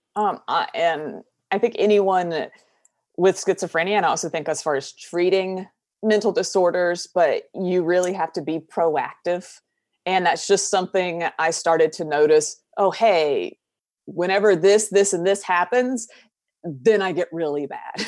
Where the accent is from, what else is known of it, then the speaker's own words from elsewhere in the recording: southern United States, United States; accent: Southern, country; I'm from the southern United States, so we have a very thick accent that I work very hard to calm down